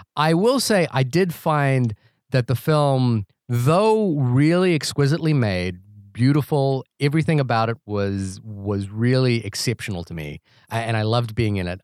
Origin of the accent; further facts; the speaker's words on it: New Zealand; moved away; that's my home country